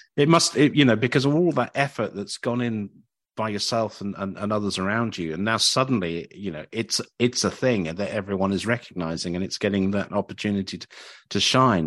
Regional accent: Cambridge, East of England, United Kingdom; moved away; I came from Cambridge and we had two or three venues when I was growing up.

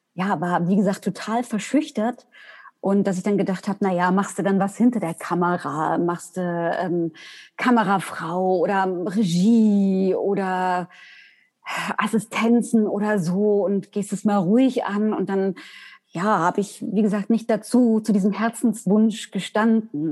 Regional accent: Weimar, Thuringia, Germany; Ich komme aus Weimar

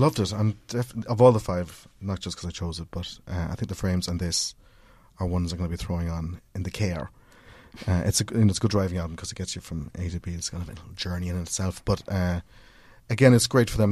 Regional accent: Cork, Munster, Ireland; growing up in Cork

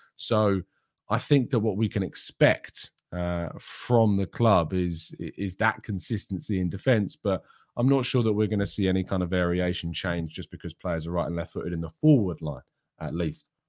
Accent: England, United Kingdom; I am English

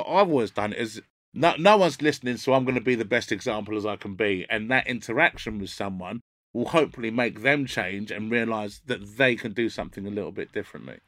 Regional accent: London, United Kingdom; where I grew up in North London wasn't very mixed at all

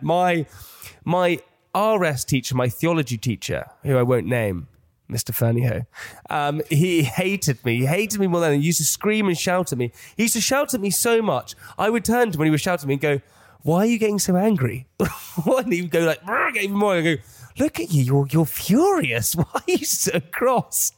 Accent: England, United Kingdom; as an English person

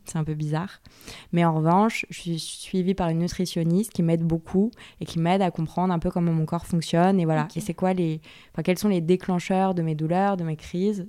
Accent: Yvelines, Île-de-France, France; born or raised there

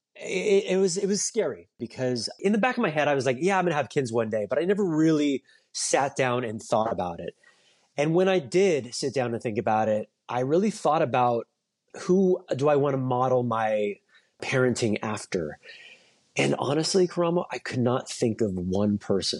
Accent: Orange County, California, United States; moved away as an adult; also born or lived in New York; I grew up in Orange County, California, and I, I moved to New York to go to N Y U for college.

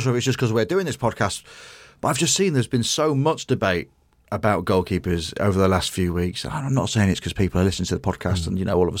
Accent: England, United Kingdom; England, we're both English. We both support England.

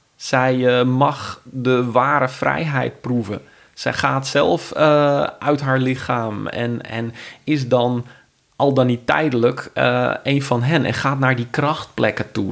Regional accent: Friesland, Netherlands; now in Amersfoort, Netherlands; ik kom zelf uit Friesland en vind het ook heel fijn om het te verbinden met mijn roots. ik woon nu in Amersfoort.

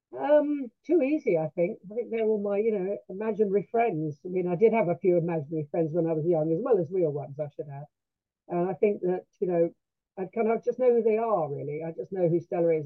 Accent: London, United Kingdom; now in Sussex, United Kingdom; i'm a londoner

